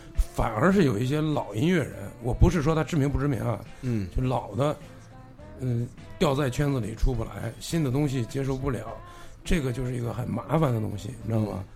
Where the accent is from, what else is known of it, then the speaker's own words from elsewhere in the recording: Xuanhua, Hebei, China; moved away as an adult; also born or lived in Shanghai; now in Beijing, China; 我们老家叫宣化